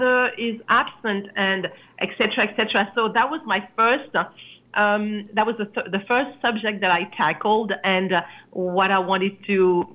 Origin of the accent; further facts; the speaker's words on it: Paris, Île-de-France, France; moved away as an adult; also born or lived in Massachusetts / New York; when I grew up in Paris